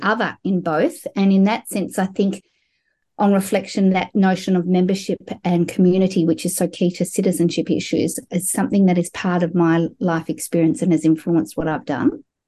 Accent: Melbourne, Victoria, Australia; I grew up in Melbourne, Australia, as a sixth generation Australian Jewish person

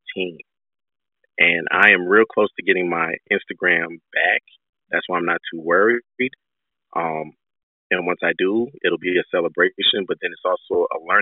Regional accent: Nigeria; I'm Nigerian

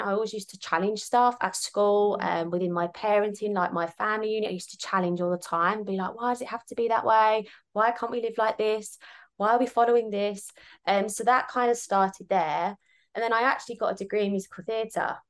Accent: Kent, South East England, United Kingdom; moved away as an adult; now in Sydney, Australia; I'm actually originally from Kent in the UK.

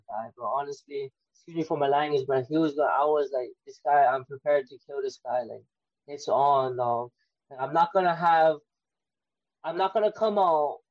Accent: Waianae, Hawaii, United States; I'm originally from Waianae.

